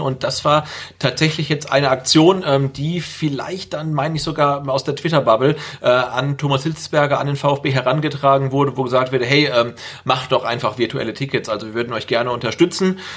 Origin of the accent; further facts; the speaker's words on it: Bad Salzuflen, North Rhine-Westphalia, Germany; Das ist meine Geburtsstadt, also hör mal auf damit Bad Salzuflen